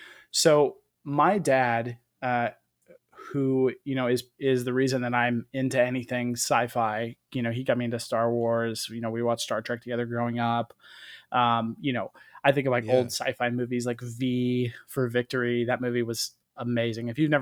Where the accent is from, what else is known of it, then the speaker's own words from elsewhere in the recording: Tampa, Florida, United States; So I'm from Florida, and specifically from Tampa.